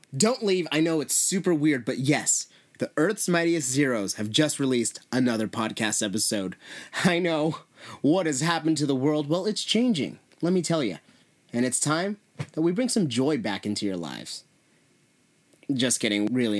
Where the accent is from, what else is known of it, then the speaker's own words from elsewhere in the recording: San Jose, California, United States; San Jose is actually my hometown